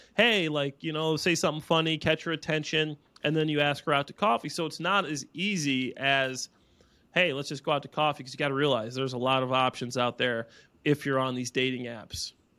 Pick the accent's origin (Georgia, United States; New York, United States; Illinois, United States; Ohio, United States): Illinois, United States; Dwight; I'm from Dwight, Illinois.